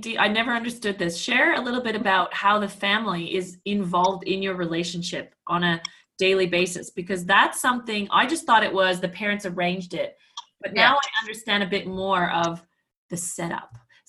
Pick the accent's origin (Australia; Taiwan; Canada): Canada; or even as a Canadian, we don't listen for these benefits because we just don't know about it.